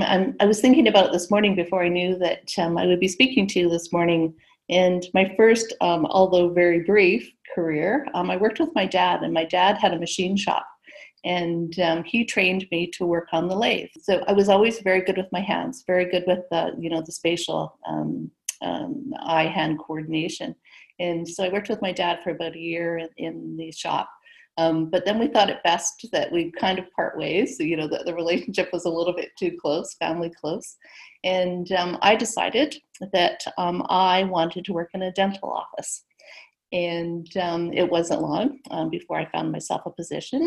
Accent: Vancouver, British Columbia, Canada; I was born in Vancouver, where I'm sitting right now. So born here and living here

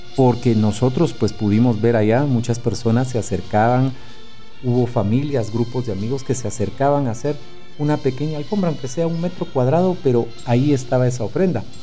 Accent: Guatemala; como buenos guatemaltecos

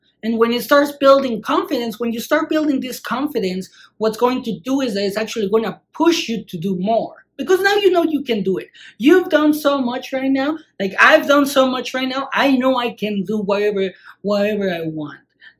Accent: Mexico; moved away; when I grew up in Mexico

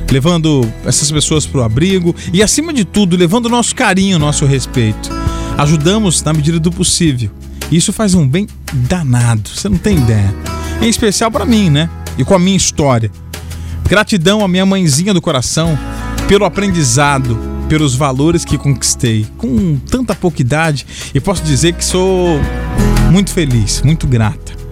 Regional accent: Vitória, Espírito Santo, Brazil; sou de Vitória, tenho 14 anos e 14 anos de muita experiência.

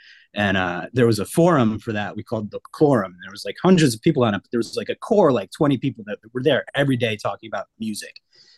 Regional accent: Vermont, United States; moved away; I grew up in Vermont

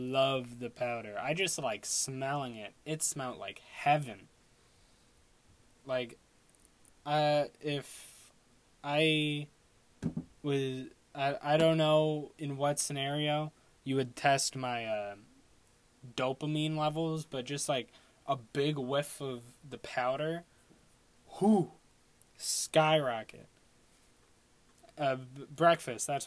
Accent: Long Island, New York, United States; I'm from Long Island.

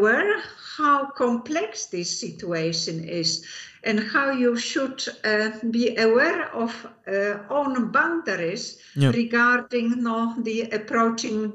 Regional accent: Poland; moved away as an adult; also born or lived in Eindhoven, Netherlands; now in Netherlands; I came to the Netherlands from Poland in 85

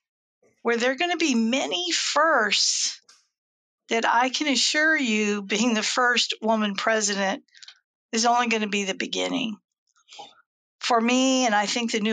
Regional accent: Seattle, Washington, United States; now in Newport News, United States; I moved here from Seattle. That's where I'm from, Seattle, Washington

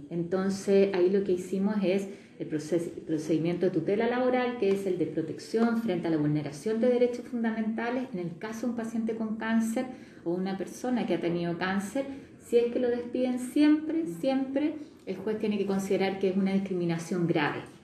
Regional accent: Magallanes and Chilean Antarctica, Chile; yo soy de Magallanes

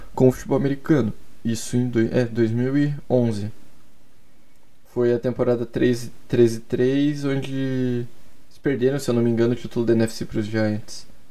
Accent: Curitiba, Paraná, Brazil; Eu sou de Curitiba e desde muito, muito pequeno eu sou coxa branca

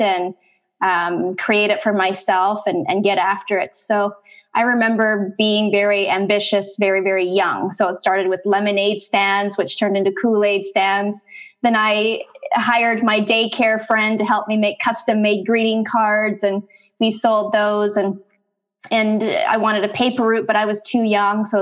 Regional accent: Canada; now in San Diego, United States; I'm actually from Canada. I'm Canadian, living in San Diego right now

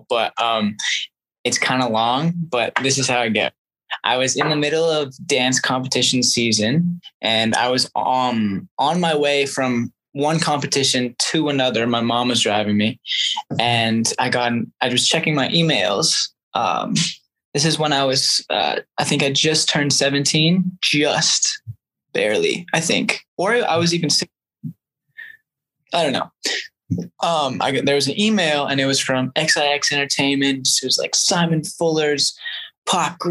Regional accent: Canada; even though I'm from Canada and I live in Canada, but I am a dual citizen because of my mom

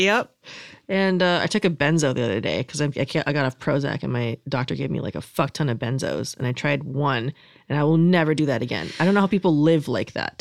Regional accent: Florida, United States; I'm from Florida

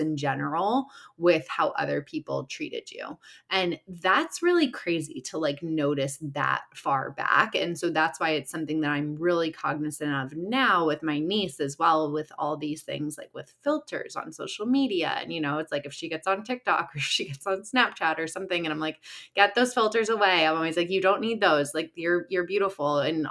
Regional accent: Chicago, Illinois, United States; moved away as an adult; now in Los Angeles, United States; I live in LA and I'm originally from Chicago. So Midwest girl

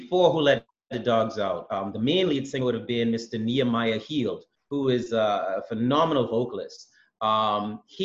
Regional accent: Bahamas; I'm from the Bahamas

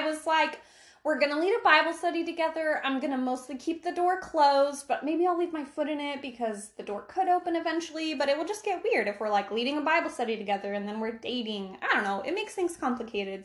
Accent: Silver Lake, Oregon, United States; I grew up in Silver Lake, Oregon

